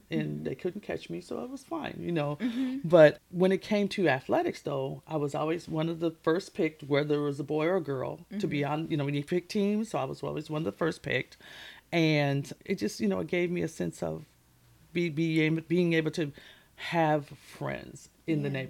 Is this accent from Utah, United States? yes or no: no; Minneapolis, Minnesota, United States; I'm from Minneapolis, Minnesota